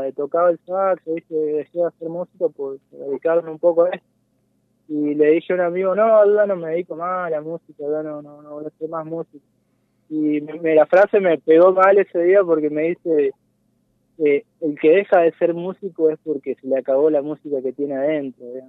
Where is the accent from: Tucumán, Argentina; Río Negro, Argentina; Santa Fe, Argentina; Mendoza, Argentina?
Mendoza, Argentina; San Carlos; moved away; yo soy oriundo de, un pueblito de Mendoza, de San Carlos. Eh, ahí nací, y ahí me, fui con mis viejos